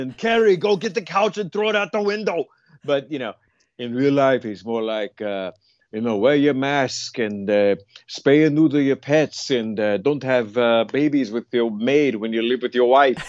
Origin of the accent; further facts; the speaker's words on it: the South, United States; And the fact that I came from the South, but I don't necessarily have one of them Southern accents.